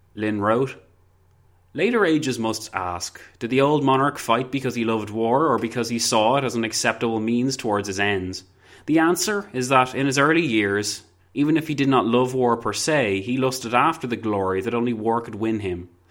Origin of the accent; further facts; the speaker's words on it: Ireland; I'm also Irish